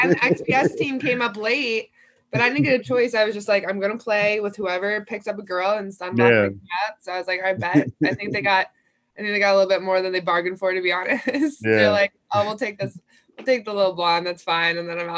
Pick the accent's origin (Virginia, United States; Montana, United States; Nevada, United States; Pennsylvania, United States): Pennsylvania, United States; Philadelphia; moved away as an adult; now in Los Angeles, United States; I'm from Philly, so I played with a lot of like washed up college players.